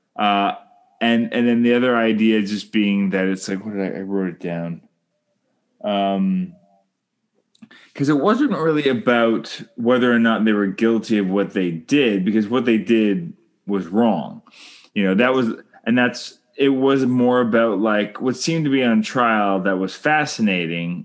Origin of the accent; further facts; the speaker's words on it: Canada; I'm Canadian filmmaker